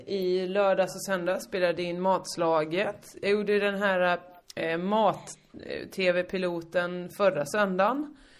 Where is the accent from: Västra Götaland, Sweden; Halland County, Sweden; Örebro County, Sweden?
Halland County, Sweden; Hyltebruk; moved away; also born or lived in Malmö; mitt lag från Hyltebruk